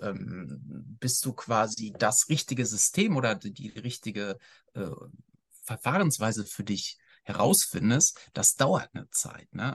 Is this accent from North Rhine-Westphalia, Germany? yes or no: yes; Ruhr area, North Rhine-Westphalia, Germany; ich bin im Ruhrgebiet aufgewachsen